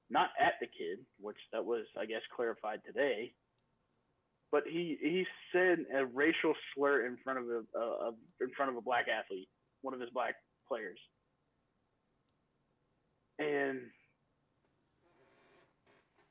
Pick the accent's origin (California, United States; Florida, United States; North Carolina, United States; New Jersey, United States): Florida, United States; Jacksonville; My hometown Jacksonville Jaguars